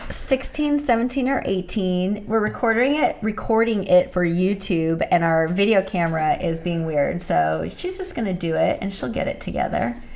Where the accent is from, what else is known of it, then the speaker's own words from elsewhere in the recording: Thousand Oaks, California, United States; also born or lived in Whittier; in Thousand Oaks, where I'm from. Also a native Southern California girl.